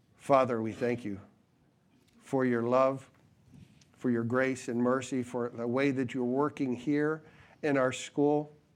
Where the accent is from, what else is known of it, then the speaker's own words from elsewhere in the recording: New England, United States; growing up in New Yo-, New England